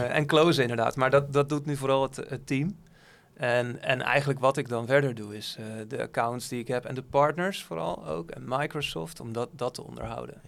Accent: Netherlands; Als Nederlander

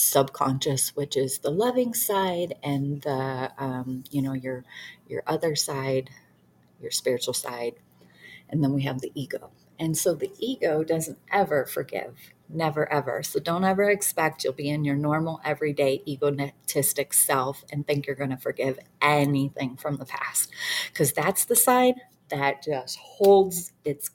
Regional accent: Detroit, Michigan, United States; I grew up in Detroit, the worst you can be, like poverty, and we had nothing

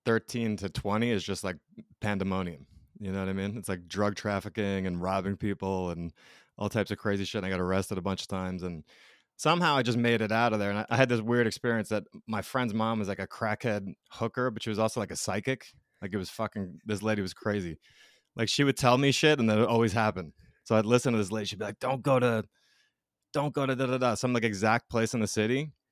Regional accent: New York, United States; also born or lived in Colorado / Georgia; Yeah, I grew up in New York, in between like Brooklyn and Long Island.

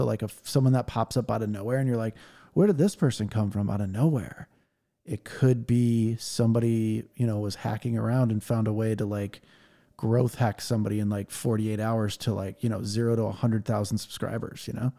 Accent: Los Angeles, California, United States; my hometown here, LA.

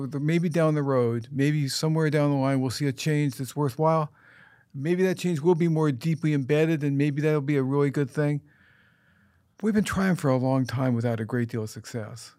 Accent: United States; I'm an American

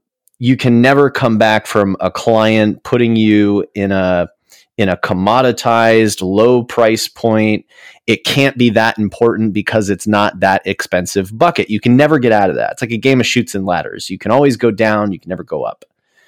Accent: Jupiter, Florida, United States; We did a lot of drives to Disney World. We grew up in Jupiter, Florida, so a lot of time listening to him in the car

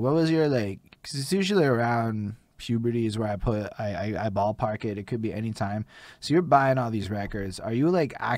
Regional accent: Montreal, Quebec, Canada; I'm from Montreal

